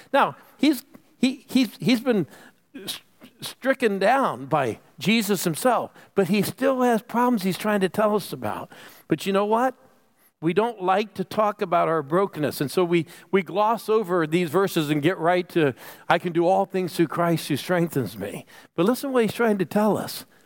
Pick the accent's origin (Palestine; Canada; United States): United States; Phoenix, Arizona; I'm from Phoenix